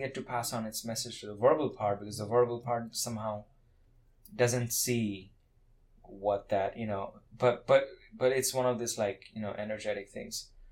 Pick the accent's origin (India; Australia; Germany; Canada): India; Kolkata, West Bengal; moved away; I come from India, cars were not like that common like personal cars now they're becoming more common in india but i grew up in a city where personal cars were very rare